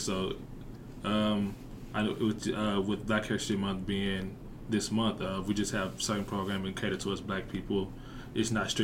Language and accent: English; Bryant, Arkansas, United States; I'm from Bryan, Arkansas